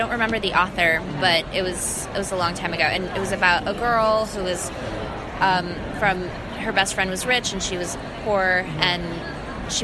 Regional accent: New York City, New York, United States; English is a second language; I grew up in Jamaica, Queens, in New York

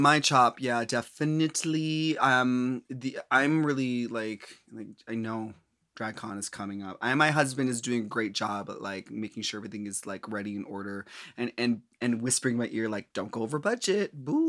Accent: Minnesota, United States; Well, I mean, I'm from Minnesota, and you know, like we generically talk about the weather

